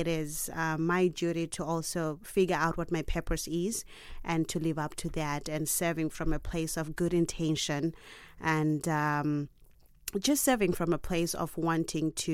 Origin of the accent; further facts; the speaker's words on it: Zimbabwe; I come from Zimbabwe.